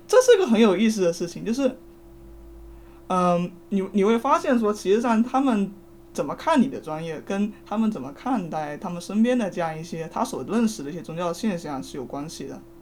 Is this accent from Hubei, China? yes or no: no; Fujian, China; 我是福建人